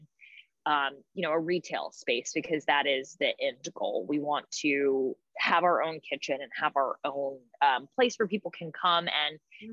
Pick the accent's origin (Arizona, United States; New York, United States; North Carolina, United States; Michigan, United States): North Carolina, United States; Raleigh; I'm from Raleigh